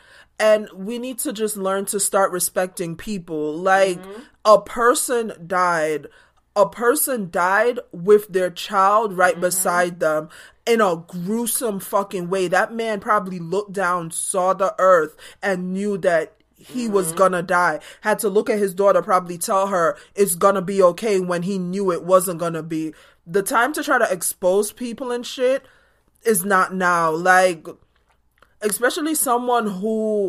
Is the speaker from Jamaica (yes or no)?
yes; Jamaica; born or raised there